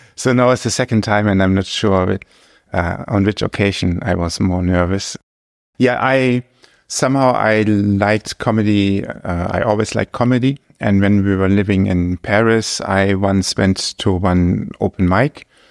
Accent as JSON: {"language": "English", "country": "Germany", "second_language": "English", "moved": "as an adult", "lives_now": "Luxembourg", "said": "my home country, Germany"}